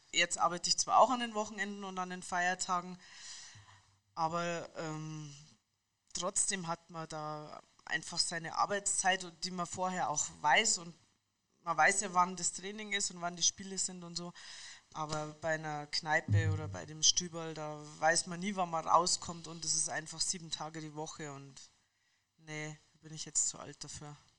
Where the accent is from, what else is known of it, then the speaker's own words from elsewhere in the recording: Munich, Bavaria, Germany; Ich bin eine Münchnerin